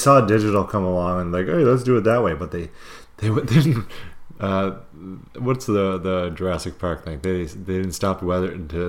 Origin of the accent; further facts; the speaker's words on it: Canada; I love being a Canadian.